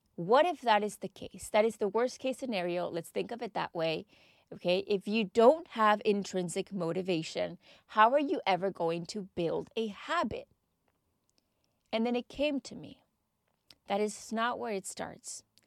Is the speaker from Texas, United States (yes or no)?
yes; Texas, United States; now in United Kingdom; I am from Texas